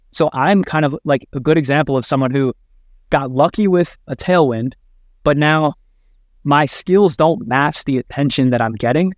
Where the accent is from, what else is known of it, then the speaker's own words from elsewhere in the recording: Midwest, United States; I grew up in the Midwest